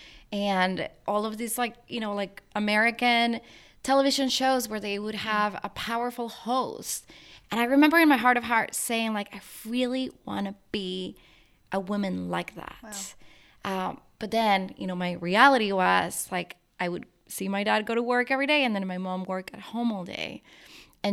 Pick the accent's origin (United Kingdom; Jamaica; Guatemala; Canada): Guatemala; moved away as an adult; now in United States; I was born and raised in Guatemala. I lived there my whole life